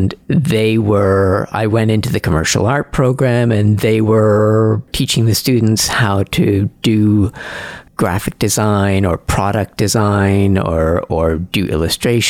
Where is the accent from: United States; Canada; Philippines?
Canada; Châteauguay, Quebec; also born or lived in Montreal; I was born in Montreal, but grew up in a nearby suburb called Châteauguay.